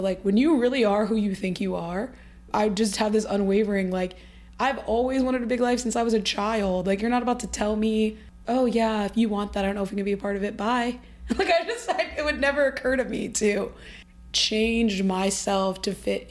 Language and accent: English; Midwest, United States; We're both from the Midwest